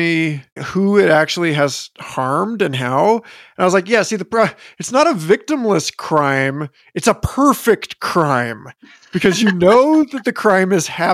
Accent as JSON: {"language": "English", "town": "Los Angeles", "region": "California", "country": "United States", "tie": "born or raised there", "said": "I was born in Los Angeles"}